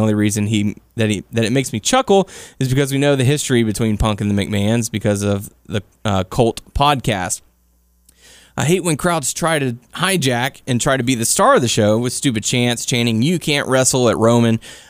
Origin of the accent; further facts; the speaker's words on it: Brooklyn, New York, United States; again, I'm from Brooklyn, and I hate morons who try to hijack the show